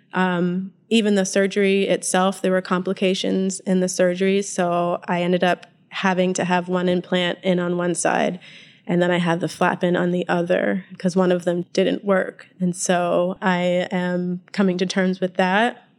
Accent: Northeast Kingdom of Vermont, United States; also born or lived in Winooski, Vermont; I grew up in the Northeast Kingdom of Vermont

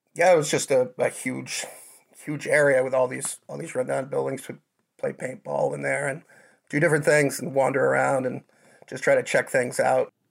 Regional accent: Jay, Vermont, United States; I grew up here in Jay.

